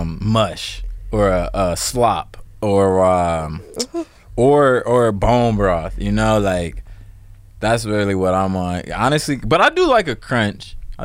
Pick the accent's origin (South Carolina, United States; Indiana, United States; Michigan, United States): Indiana, United States; moved away as an adult; also born or lived in Ohio / New York; now in Los Angeles, United States; I was born in Ohio, lived there for like 10 years. Then I moved to Indiana, and that's where I was pretty much raised. And then went to New York for 3 years.